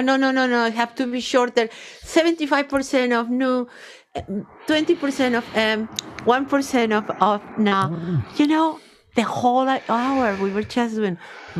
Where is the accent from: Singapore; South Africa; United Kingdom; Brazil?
Brazil; North Region; English is a second language; I grew up in Brazil, in the north of Brazil, Yoruba tradition.